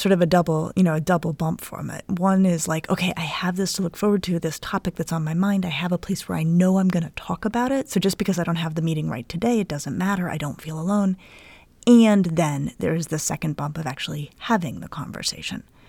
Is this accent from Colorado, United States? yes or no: yes; Colorado, United States; now in Cleveland, United States; I'm from Colorado. Um, and I grew up playing in the snow